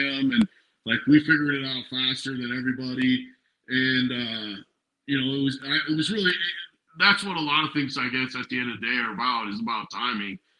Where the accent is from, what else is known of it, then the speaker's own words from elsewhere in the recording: Billings, Montana, United States; I grew up in Montana. I'm from Billings, Montana.